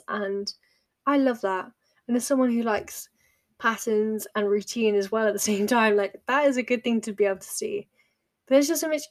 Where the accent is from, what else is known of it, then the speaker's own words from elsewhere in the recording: United Kingdom; as British people